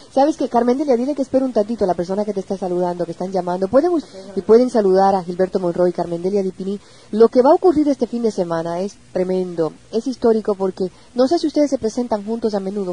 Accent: Puerto Rico

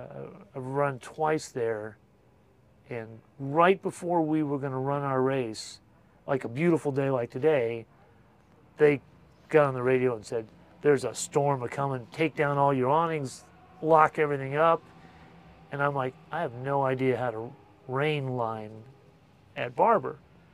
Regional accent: St. Louis, Missouri, United States; St. Louis.

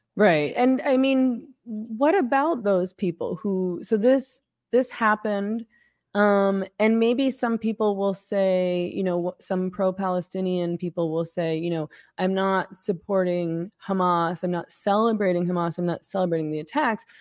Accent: Canada; I'm Canadian

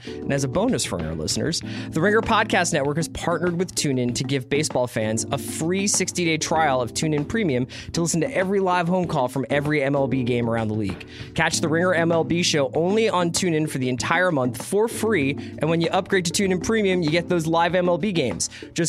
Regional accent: Philadelphia, Pennsylvania, United States; I'm from Philadelphia

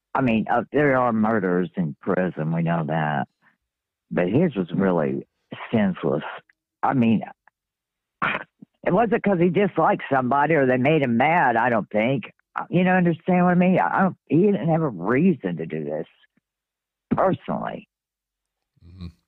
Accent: Kentucky, United States; I'm from Kentucky. I live in Kentucky

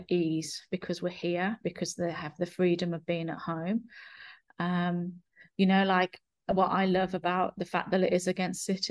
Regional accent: England, United Kingdom; now in New Zealand; I consider New Zealand my home, but I'm from England

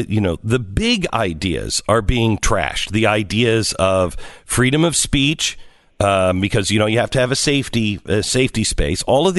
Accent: Seattle, Washington, United States; I grew up in the Seattle area.

